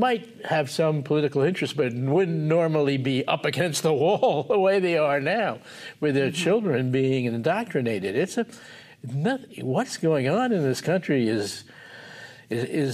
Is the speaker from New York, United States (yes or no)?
yes; New York, United States; moved away; also born or lived in Los Angeles; I grew up in New York